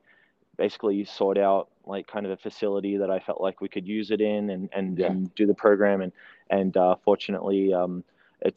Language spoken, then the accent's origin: English; Melbourne, Victoria, Australia; moved away as an adult; also born or lived in New Zealand; now in Utah, United States; we moved to Melbourne, Australia. We relocated, and so I grew up in Melbourne